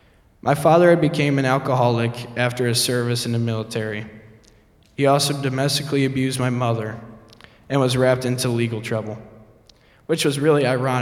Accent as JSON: {"language": "English", "town": "Fort Wayne", "region": "Indiana", "country": "United States", "tie": "born there", "also_born_or_lived": "Oceanside, California / Maryland", "said": "My journey dates back to January 6, 1995, where I was born in Fort Wayne, Indiana. My father was a Marine, and a few years after my birth, we moved to Oceanside, California, on another military base."}